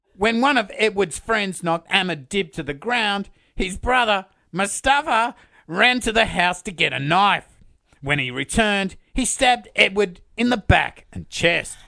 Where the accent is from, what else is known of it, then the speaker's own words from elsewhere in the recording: Sydney, New South Wales, Australia; my hometown, Sydney.